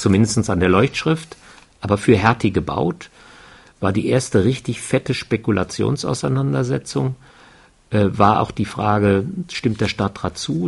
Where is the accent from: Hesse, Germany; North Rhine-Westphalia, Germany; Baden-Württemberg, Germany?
North Rhine-Westphalia, Germany; accent: Ruhrgebiet; moved away as an adult; now in Würzburg, Germany; geboren eigentlich am Niederrhein, also nicht Ruhrgebiet mehr